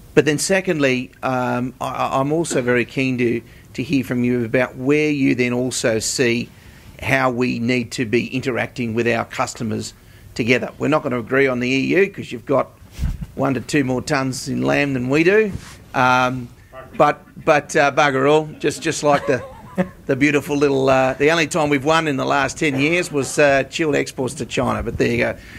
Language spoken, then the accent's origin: English; Australia; as Australians